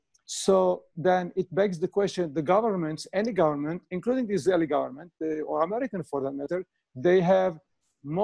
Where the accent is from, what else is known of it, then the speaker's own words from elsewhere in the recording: Canada; I'm Canadian, so I know the Canadian government and our provincial authorities.